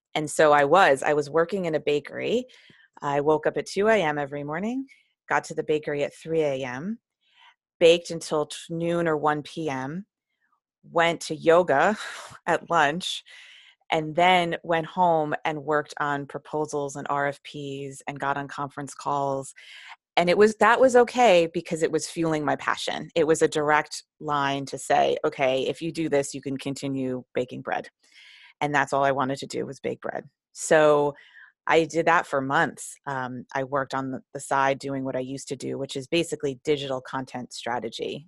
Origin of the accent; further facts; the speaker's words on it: New Jersey, United States; also born or lived in New York City; I mostly grew up in New Jersey, um, in the suburbs, and it was a wonderful small little town in North New Jersey